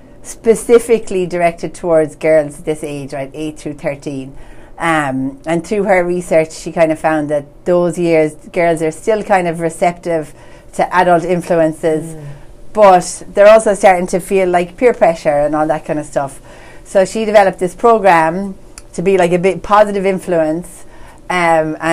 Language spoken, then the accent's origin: English; Ireland; now in Medford, United States